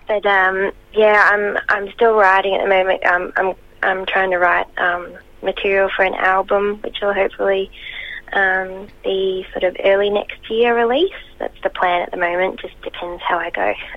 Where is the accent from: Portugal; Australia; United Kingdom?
Australia; Albury Wodonga; I grew up in Albury Wodonga, which is sort of on the border of New South Wales and Victoria